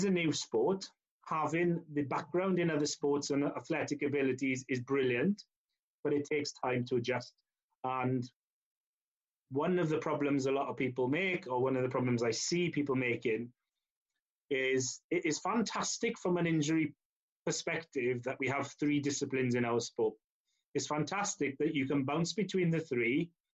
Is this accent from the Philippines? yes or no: no; Llanelli, Wales, United Kingdom; I'm born and bred in Llanelli